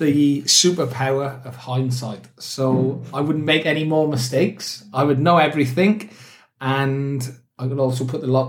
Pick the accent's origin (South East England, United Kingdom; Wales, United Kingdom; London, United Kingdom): Wales, United Kingdom; Newport; I grew up in Newport, South Wales, in a place called Pilgwenthely. So, Catholic. Lived my great auntie and great uncle.